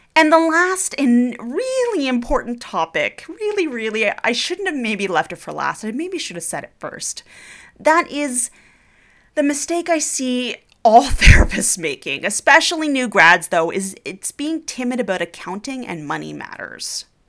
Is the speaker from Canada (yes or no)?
yes; Canada; I'm Canadian